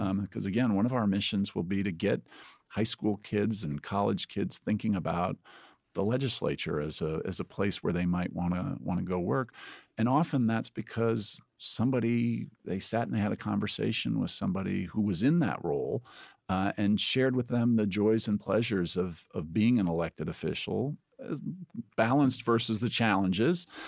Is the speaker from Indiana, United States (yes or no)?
yes; Indiana, United States; moved away as an adult; now in Ohio, United States; I grew up in Indiana